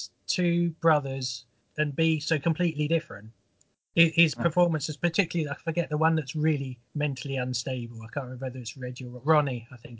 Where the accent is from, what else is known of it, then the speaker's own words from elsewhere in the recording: London, United Kingdom; I was born in South London